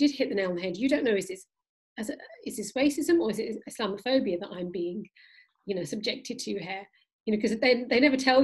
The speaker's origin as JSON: {"language": "English", "country": "Pakistan", "said": "I'm Pakistani"}